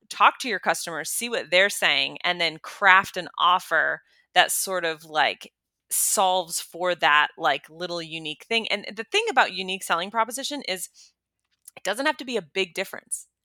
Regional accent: United States; me as an American woman

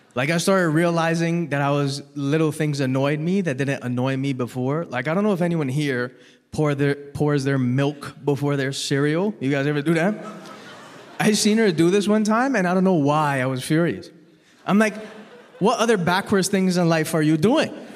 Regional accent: Toronto, Ontario, Canada; I was born and raised in Toronto

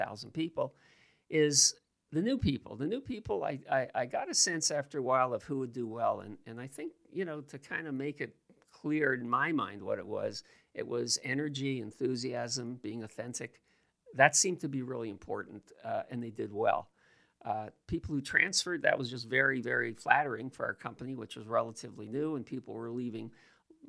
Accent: Toronto, Ontario, Canada; I grew up at Keelan Wilson. And when I grew up there, it was heavily an Italian neighborhood

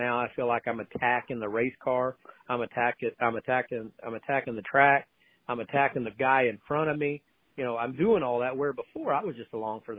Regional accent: Oklahoma City, Oklahoma, United States; growing up in Oklahoma City, we always had the big half mile, flat, fairgrounds type track

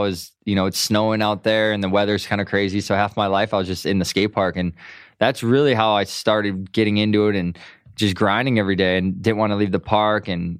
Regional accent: Midwest, United States; moved away as an adult; I grew up in the Midwest, and I moved out to Southern California at age 18.

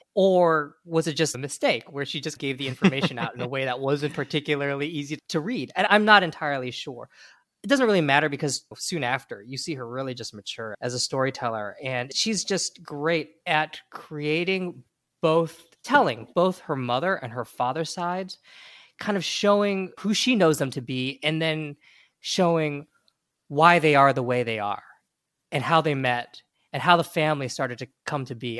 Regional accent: United States; speaking as an American

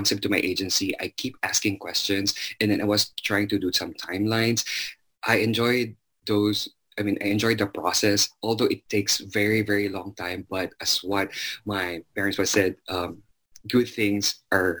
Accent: Zamboanga City, Zamboanga Peninsula, Philippines; moved away as an adult; now in United States; I was born and raised in Zamboanga City

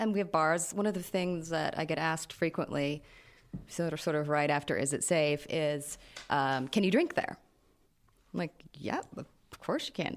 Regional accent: United States; now in Jordan; as an American here

